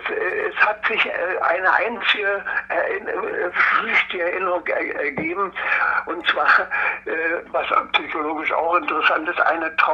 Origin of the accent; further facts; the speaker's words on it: Templin, Brandenburg, Germany; born there; Ja, äh, geboren bin ich in Templin in Ockermark. da wo Angela Merkel äh, zu Hause ist.